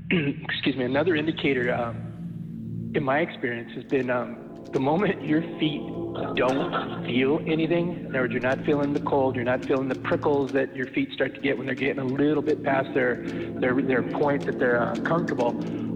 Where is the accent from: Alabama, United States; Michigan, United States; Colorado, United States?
Colorado, United States; growing up in Colorado